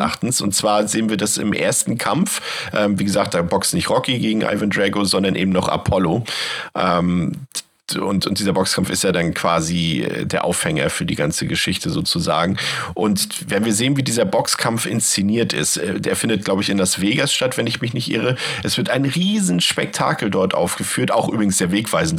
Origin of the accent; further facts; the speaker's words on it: Germany; ich bin ja noch in der DDR geboren